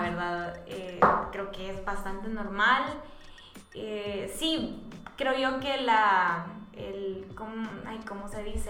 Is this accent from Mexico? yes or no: no; San Miguel, El Salvador; moved away; nosotros somos de San Miguel